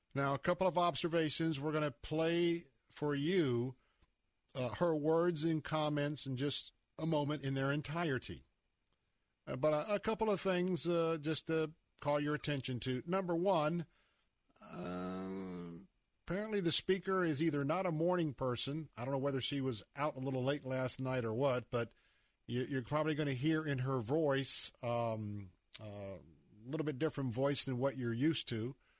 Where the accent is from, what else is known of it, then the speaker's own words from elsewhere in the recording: Tampa, Florida, United States; I grew up in West Tampa.